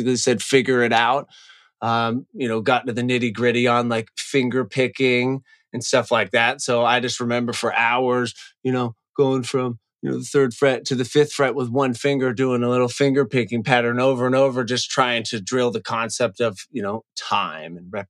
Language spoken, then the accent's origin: English; Seattle, Washington, United States; also born or lived in Northern California; now in Los Angeles, United States; I grew up in Seattle and I had 5 older brothers